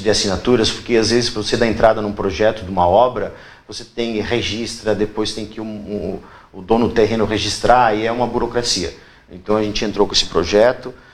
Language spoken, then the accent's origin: Portuguese; Rio Grande do Sul, Brazil; moved away as an adult; now in Itapema, Brazil; Eu escolhi Itapema, eu sou do Rio Grande do Sul, há 18 anos, eu escolhi morar em Itapema